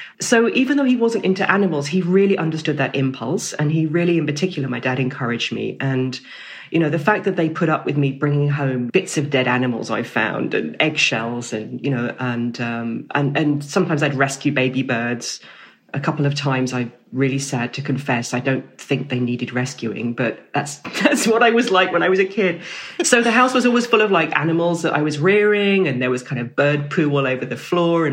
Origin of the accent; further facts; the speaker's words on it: Camberley, South East England, United Kingdom; I grew up in Camberley in Surrey